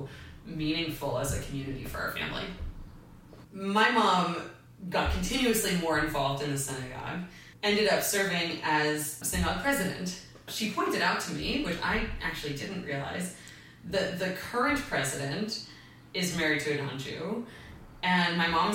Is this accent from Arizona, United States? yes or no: no; Kalamazoo, Michigan, United States; I was born in Kalamazoo, Michigan